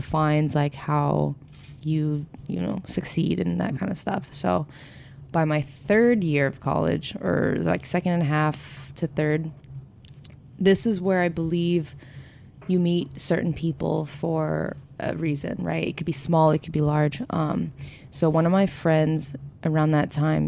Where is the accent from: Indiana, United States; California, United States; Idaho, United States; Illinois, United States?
California, United States; Orange County; now in Los Angeles, United States; Originally, I grew up in Orange County, but now I'm in L.A. area